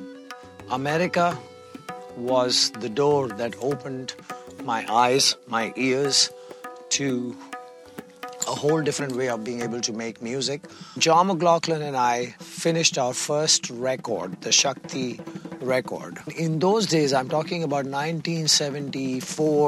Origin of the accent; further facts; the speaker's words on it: India; I am from India, representing the age-old tradition of North Indian classical music.